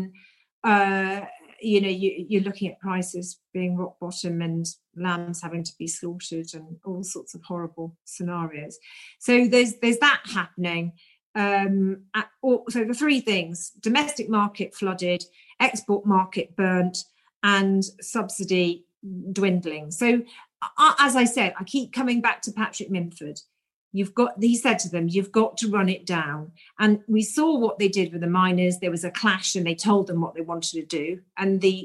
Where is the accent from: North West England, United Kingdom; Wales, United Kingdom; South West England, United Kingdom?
Wales, United Kingdom; South; I grew up in South Wales